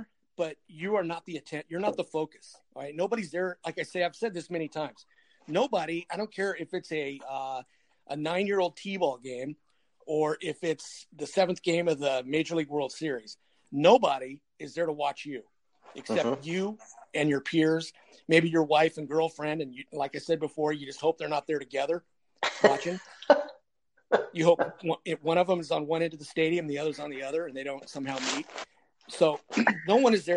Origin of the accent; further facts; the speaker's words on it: Corona, California, United States; also born or lived in Riverside, California; And when I transitioned into high school, I moved from Corona, which at the time was probably about 90% Caucasian. And I moved to Riverside